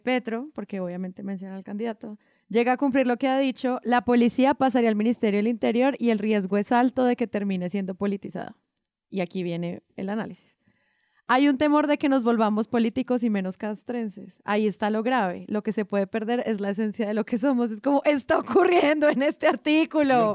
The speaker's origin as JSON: {"language": "Spanish", "country": "Colombia", "said": "como colombiana"}